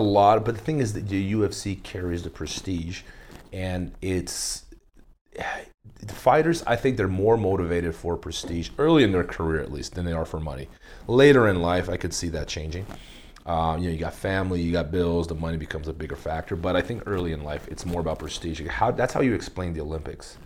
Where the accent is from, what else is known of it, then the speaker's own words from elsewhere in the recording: Brazil; I grew up in Brazil